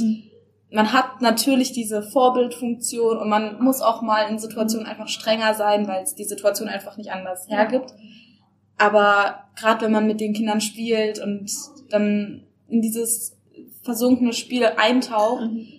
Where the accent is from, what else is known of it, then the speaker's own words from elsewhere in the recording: Stuttgart, Baden-Württemberg, Germany; moved away as an adult; now in Baden-Baden, Germany; also ich komme ursprünglich aus Stuttgart und bin jetzt nach Baden-Baden